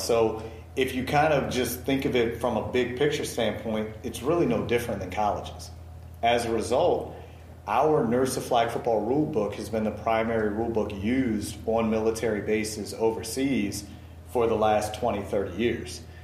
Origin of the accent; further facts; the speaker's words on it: Baltimore, Maryland, United States; I'm from Baltimore, so I was an Orioles guy.